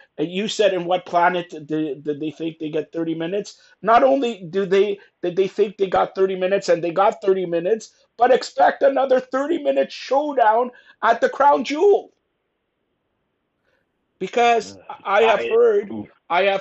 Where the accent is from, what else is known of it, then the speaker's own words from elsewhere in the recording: Canada; I am Canadian